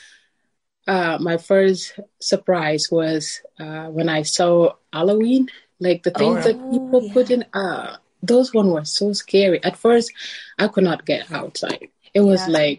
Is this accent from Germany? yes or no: no; South Sudan; moved away as an adult; now in Canada; living in South Sudan, once it was all I know, and that was a part of growing up, is knowing that there was so much war going